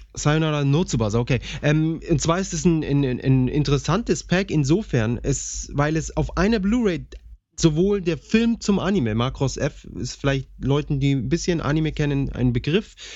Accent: Bavaria, Germany; wie man sie bei uns in Bayern nennt, Krapfen.

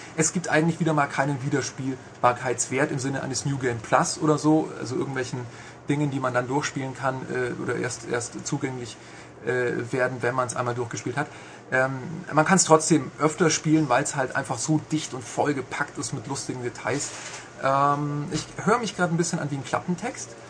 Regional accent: Augsburg, Bavaria, Germany; Ich komme aus Augsburg

